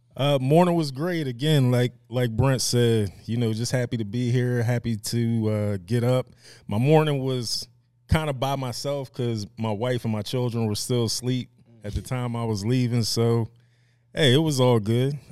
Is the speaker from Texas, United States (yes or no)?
no; Media, Pennsylvania, United States; I was born and raised in Media, Pennsylvania